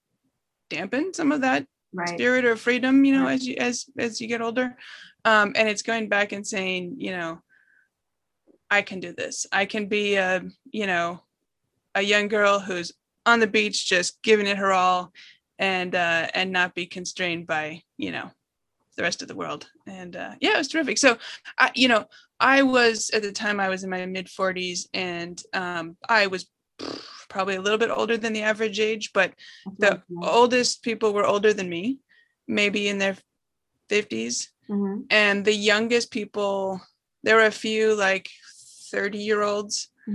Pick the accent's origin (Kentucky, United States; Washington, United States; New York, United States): Washington, United States; Seattle; I grew up in Seattle and spent a lot of time on the Oregon coast